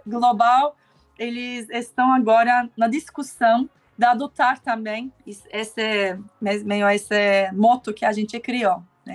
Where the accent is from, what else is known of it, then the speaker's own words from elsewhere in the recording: Istanbul, Turkey; Portuguese is a second language; moved away as an adult; also born or lived in Germany / Costa Rica; now in Brazil; eu nasci e cresci em Istambul, né, na Turquia